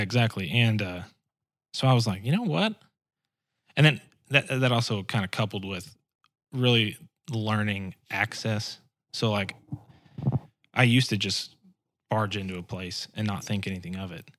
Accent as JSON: {"language": "English", "town": "Springfield", "region": "Missouri", "country": "United States", "tie": "born or raised there", "also_born_or_lived": "South Georgia", "said": "when we moved back here, we lived in Springfield, and, uh, that's where I kinda grew up"}